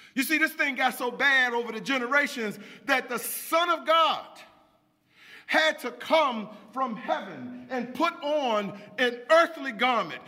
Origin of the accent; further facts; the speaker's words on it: Washington, District of Columbia, United States; I grew up right here in Washington, D.C.